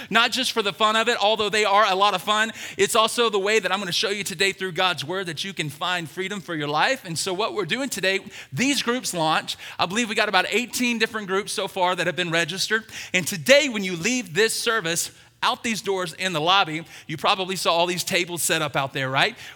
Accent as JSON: {"language": "English", "region": "the South", "country": "United States", "said": "I'm from the South. We're going deep fried donuts, everybody."}